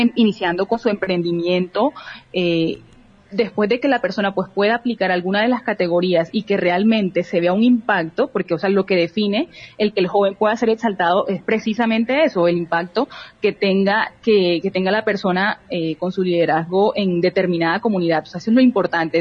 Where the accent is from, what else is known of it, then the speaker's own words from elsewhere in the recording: Barranquilla, Atlántico, Colombia; soy una mujer barranquillera